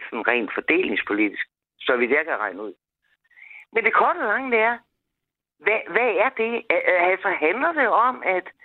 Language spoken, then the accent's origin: Danish; Denmark; jeg var dansker.